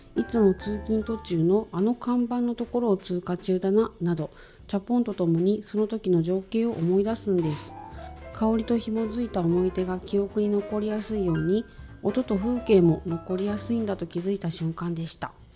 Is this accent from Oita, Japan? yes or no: yes; Beppu, Oita, Japan; now in Tokyo, Japan; 地元が九州、うん、大分県の別府